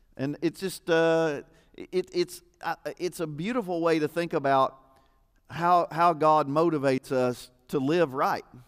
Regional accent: United States; I'm an American

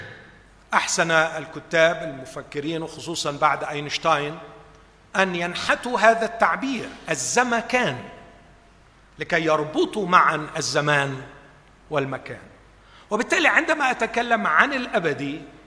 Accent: Egypt; باعتباري مصري

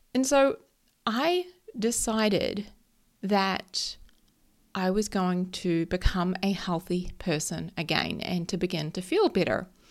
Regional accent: New Zealand; I am a Kiwi. So if anyone who doesn't know, that just means a New Zealander. We call ourselves Kiwis

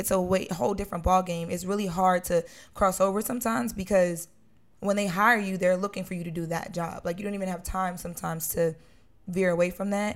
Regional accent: Wilmington, Delaware, United States; moved away as an adult; now in Los Angeles, United States; I grew up on Fifth and Washington

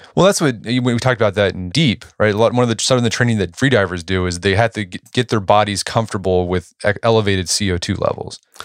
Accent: Tulsa, Oklahoma, United States; my hometown, Tulsa

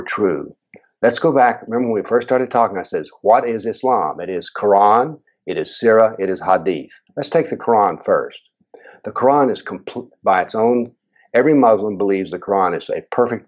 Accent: United States; as an American

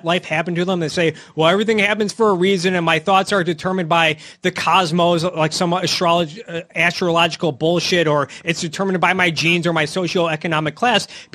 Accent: Royal Oak, Michigan, United States; I am from Detroit. I grew up in the suburbs of Detroit

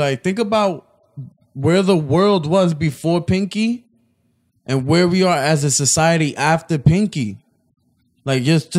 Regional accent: New York City, New York, United States; I'm from there.

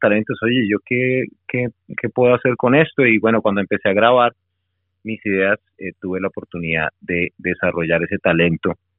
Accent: Barranquilla, Atlántico, Colombia; accent: costeño cachaco; moved away as an adult; also born or lived in Bogotá; now in Melbourne, Australia; en Barranquilla mi infancia hasta los 10, 11 y, eh, y después en Bogotá hasta los 22 y aquí en, en Australia llevo 20 años

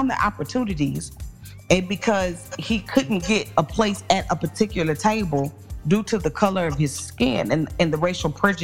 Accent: small town Mississippi, United States; moved away; my hometown

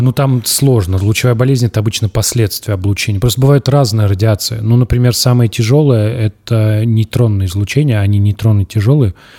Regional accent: Tambov, Tambov Oblast, Russia; born or raised there; moved away

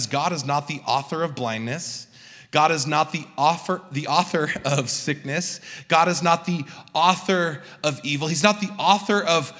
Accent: Southern California, United States; I grew up in Southern California

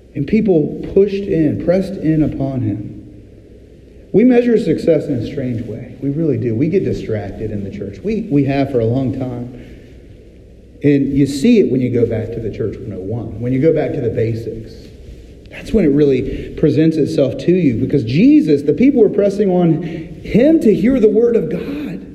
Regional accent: Virginia Beach, Virginia, United States; I'm from Virginia Beach, Virginia, and my aunt happened to live on Shore Drive, right there next to a marina

